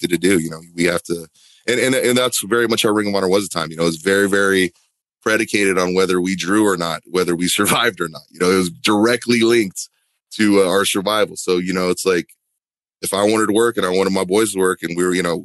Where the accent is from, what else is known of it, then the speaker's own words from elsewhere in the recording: Huntington Beach, California, United States; moved away as an adult; now in Florida, United States; Growing up in Southern California